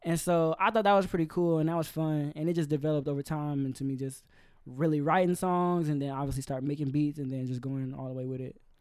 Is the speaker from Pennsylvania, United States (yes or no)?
no; Georgia, United States; moved away as an adult; also born or lived in Carbondale, Illinois, United States; now in Orlando, United States; I was born in Illinois, but I lived in Georgia f, between, like, fifth grade all the way up until I graduated